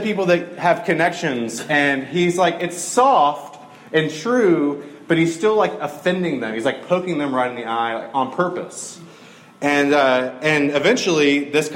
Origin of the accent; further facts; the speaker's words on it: Middle Georgia, United States; I grew up in Middle Georgia.